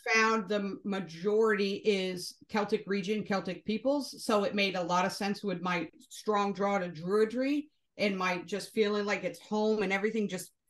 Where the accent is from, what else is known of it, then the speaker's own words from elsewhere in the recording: Florida, United States; accent: New England; I was the first one born and raised in Florida.